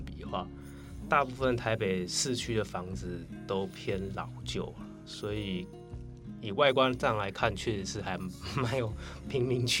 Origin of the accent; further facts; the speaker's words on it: Taipei, Taiwan; 因为我是从小在那个蛋黄区天龙国长大，